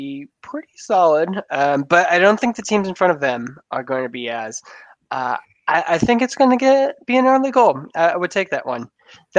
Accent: Western New York State, United States; moved away; as a person who was born and lived the early years of my life in Western New York State

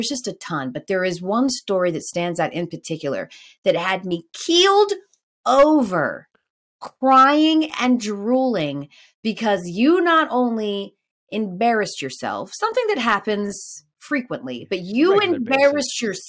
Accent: Atlanta, Georgia, United States; Being that I'm born and raised in Atlanta.

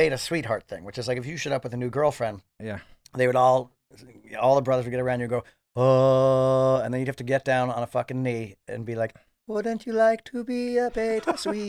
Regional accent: New York City, New York, United States; I'm from New York City.

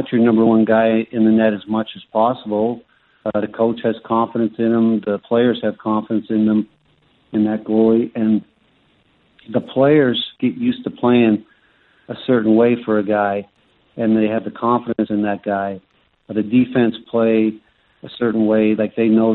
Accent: Canada; Growing up in Canada, we started drinking beer and whiskey

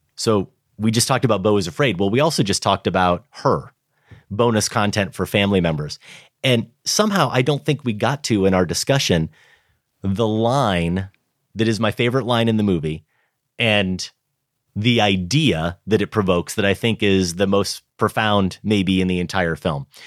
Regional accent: Grinnell, Iowa, United States; moved away; my hometown of Grinnell.

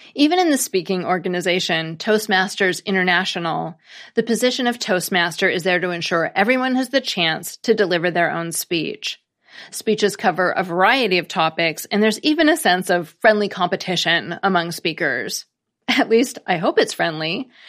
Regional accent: United States; as an American

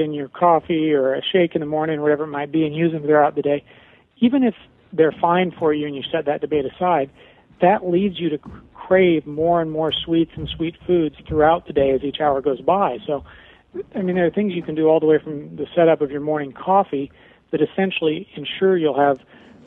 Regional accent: Nebraska, United States; I grew up in the Midwest in Nebraska

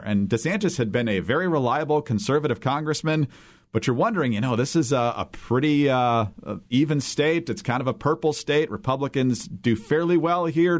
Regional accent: Michigan, United States; growing up in Michigan

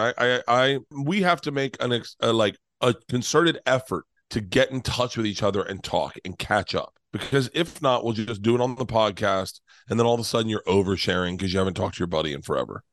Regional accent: Florida, United States; I'm from Florida

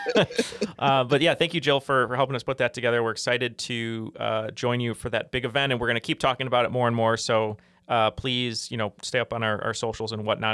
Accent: Chicago area, Illinois, United States; born or raised there

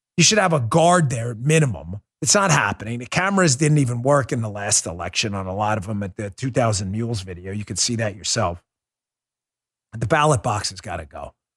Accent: United States; I'm an American

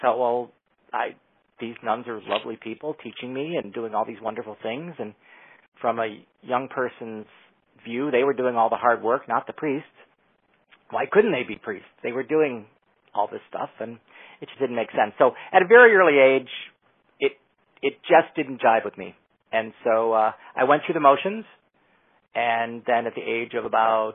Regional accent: Chicago, Illinois, United States; moved away as an adult; also born or lived in Los Angeles; now in San Francisco, United States; I grew up in Chicago, Illinois

